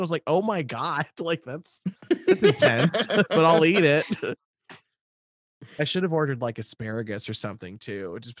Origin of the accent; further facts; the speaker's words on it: Midwest, United States; I'm just from the Midwest